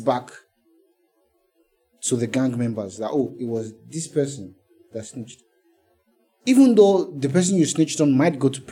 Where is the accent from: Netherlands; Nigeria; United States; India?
Nigeria; the anyhowness that comes with being Nigerian